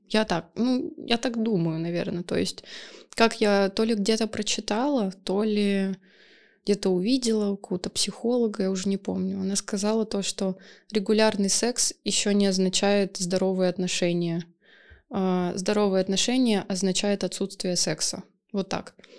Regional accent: Saint Petersburg, Russia; я из СПБ.

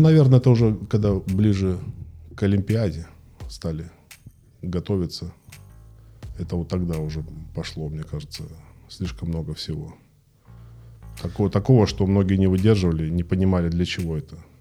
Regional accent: Krasnodar, Krasnodar Krai, Russia; родился в Краснодаре в 77 году

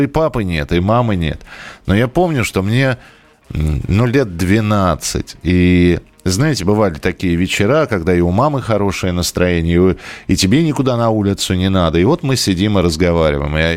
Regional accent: Saransk, Mordovia, Russia; Но я из Саранска, а она из Нижнего Новгорода.

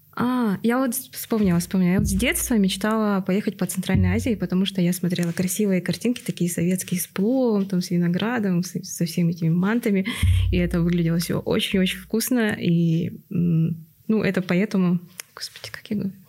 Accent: Yakutsk, Sakha Republic, Russia; moved away as an adult; also born or lived in Kazakhstan; now in Kyrgyzstan; Я тоже из Якутска

